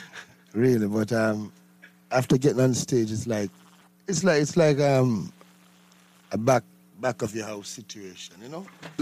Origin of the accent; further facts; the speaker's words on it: Saint Mary, Jamaica; In the countryside, St. Mary.